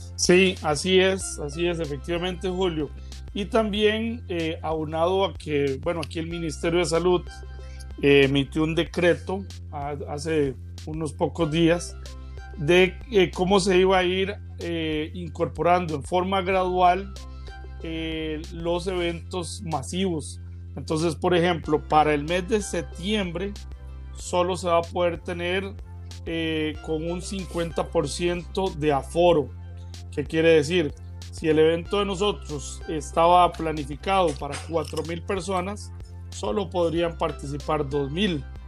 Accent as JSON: {"language": "Spanish", "country": "Costa Rica", "said": "los ticos, aquí todo lo dejamos para lo último"}